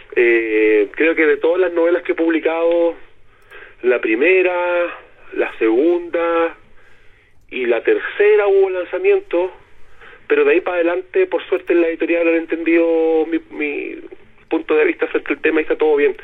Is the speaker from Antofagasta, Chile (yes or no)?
yes; Antofagasta, Chile; now in Santiago, Chile; yo soy nortino, yo soy antofagastino